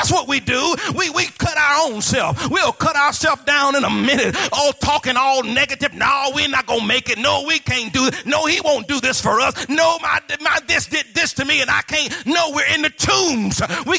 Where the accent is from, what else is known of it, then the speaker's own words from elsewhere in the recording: Midwest, United States; also born or lived in South; I'm from the Midwest and the South.